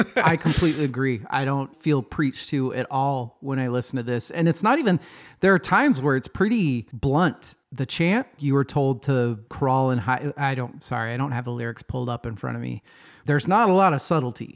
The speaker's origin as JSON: {"language": "English", "country": "United States", "said": "we're American"}